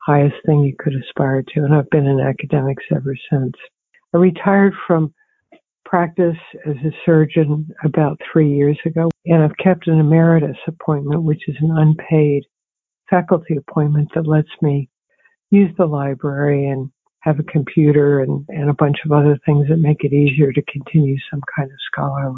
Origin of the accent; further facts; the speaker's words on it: Palmyra, New Jersey, United States; also born or lived in Towanda, Pennsylvania; I was born in Towanda, Pennsylvania, which is sort of in the middle of the coal mining area of Pennsylvania. And I grew up in Palmyra, New Jersey, just outside of Philadelphia.